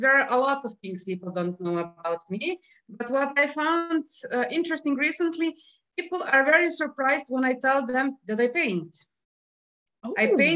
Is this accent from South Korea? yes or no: no; Slovenia; also born or lived in Piran, Slovenia; I'm from Slovenia